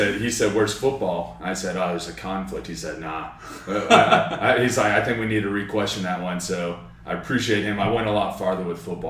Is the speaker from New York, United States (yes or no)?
no; Southlake, Texas, United States; also born or lived in Austin, Texas / Dallas, Texas; Moved to South Lake when I was about third grade or so. So I came up in South Lake, stayed there all throughout high school.